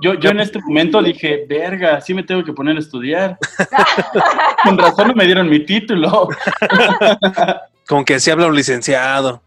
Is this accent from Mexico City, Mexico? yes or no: yes; Mexico City, Mexico; Yo soy de la Ciudad de México